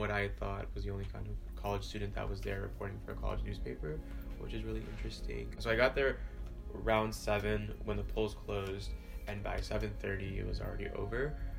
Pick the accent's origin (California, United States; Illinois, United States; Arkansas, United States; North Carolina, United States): Illinois, United States; Chicago; I'm also from Chicago. I was born and raised in Chicago.